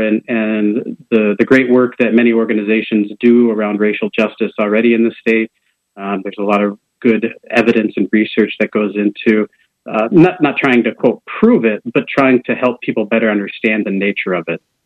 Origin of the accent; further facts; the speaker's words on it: Preston, Iowa, United States; moved away as an adult; now in Des Moines, United States; I'm originally from Preston, Iowa. That's with a P. Um, oh, okay. In, in eastern Iowa, uh, Jackson County, town of about 950 people. I'm the fifth of 10 kids.